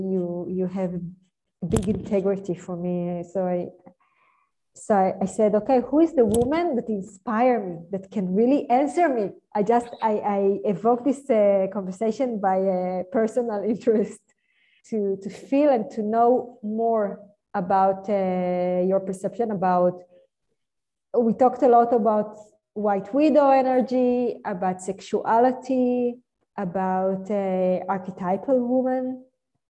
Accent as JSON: {"language": "English", "country": "Israel", "said": "I'm from Israel."}